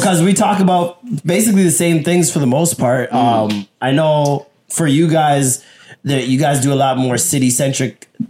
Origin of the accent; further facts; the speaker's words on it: Jamaica; he knows I'm Jamaican.